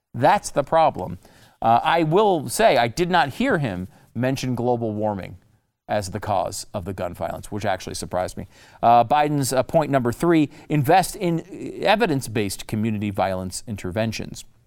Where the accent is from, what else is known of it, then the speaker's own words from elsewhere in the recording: Connecticut, United States; also born or lived in New York; I was born in New York. I grew up in Connecticut